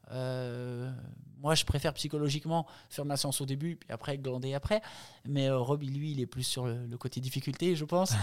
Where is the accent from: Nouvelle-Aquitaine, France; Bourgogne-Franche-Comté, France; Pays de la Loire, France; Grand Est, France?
Bourgogne-Franche-Comté, France; Jura; moved away as an adult; also born or lived in Nice; now in Embrun, France; je suis originaire du Jura